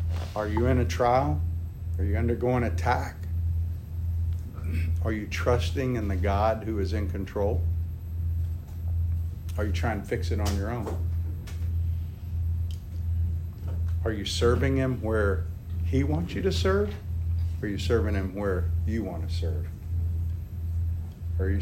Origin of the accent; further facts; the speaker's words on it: United States; as American men